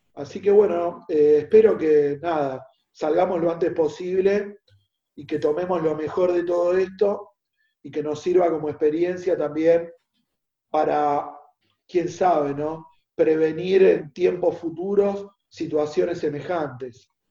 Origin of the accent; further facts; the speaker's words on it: Villa Celina, Buenos Aires Province, Argentina; Villa Celina era así cuando yo crecí